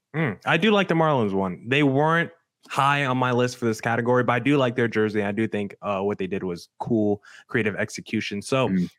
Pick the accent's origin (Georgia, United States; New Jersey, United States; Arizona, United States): Arizona, United States; my hometown team, the Arizona Diamondbacks